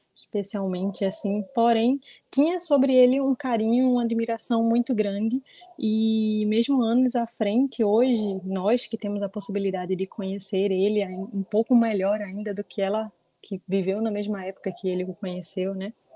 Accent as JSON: {"language": "Portuguese", "town": "Olinda", "region": "Pernambuco", "country": "Brazil", "tie": "born or raised there", "said": "eu sou aqui de Olinda, Pernambuco, natural de Olinda mesmo"}